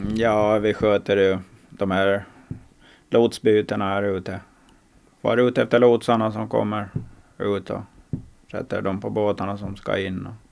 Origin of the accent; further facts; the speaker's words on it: Åland Islands; Vi är två ålänningar